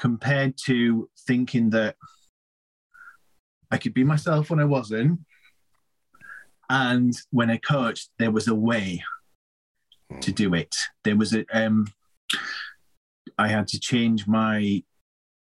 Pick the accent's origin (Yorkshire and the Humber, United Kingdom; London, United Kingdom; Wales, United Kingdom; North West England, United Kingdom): Yorkshire and the Humber, United Kingdom; Leeds; I'm from Leeds myself